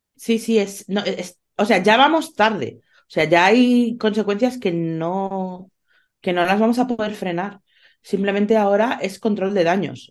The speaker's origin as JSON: {"language": "Spanish", "country": "Spain", "said": "mi país"}